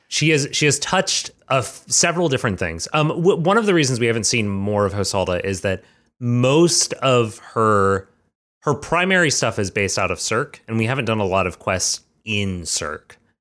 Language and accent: English; Georgia, United States; Georgia, drawing on my, my native state, my, my hometown